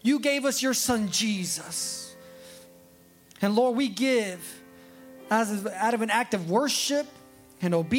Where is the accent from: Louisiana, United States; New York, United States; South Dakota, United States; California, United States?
California, United States; I was born in California